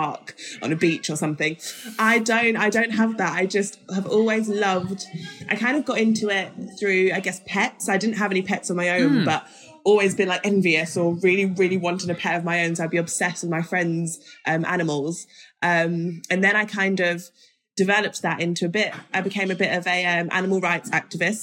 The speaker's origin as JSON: {"language": "English", "region": "London", "country": "United Kingdom", "tie": "born or raised there", "also_born_or_lived": "Doncaster, Yorkshire"}